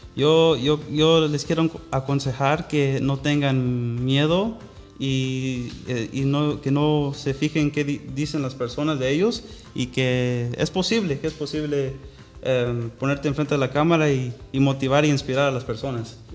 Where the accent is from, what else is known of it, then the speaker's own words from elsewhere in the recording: Orange, California, United States; Spanish is a second language; also born or lived in Anaheim, California; nací en la ciudad de Orange, aquí en el condado de Orange